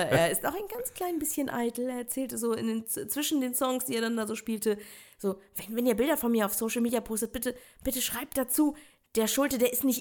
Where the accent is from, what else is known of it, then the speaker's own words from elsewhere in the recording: Dollerup, Schleswig-Holstein, Germany; so aufgewachsen, äh, geboren bei Eckernförde, aufgewachsen in Dollerup bei